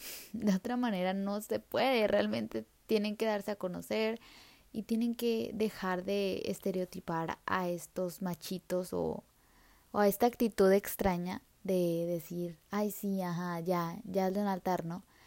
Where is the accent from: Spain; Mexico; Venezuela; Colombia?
Mexico; como país mexicano